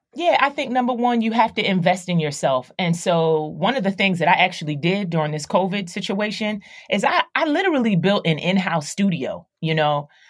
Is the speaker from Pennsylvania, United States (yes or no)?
yes; Philadelphia, Pennsylvania, United States; I, I grew up in Philadelphia, so I, I grew up in the hood